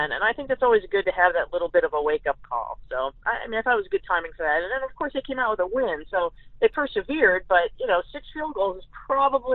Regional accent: Ohio, United States; I grew up in Ohio

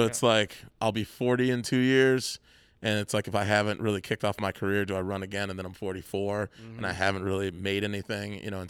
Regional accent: Chicago, Illinois, United States; moved away as an adult; now in Santa Cruz, United States; my experience growing up in Chicago

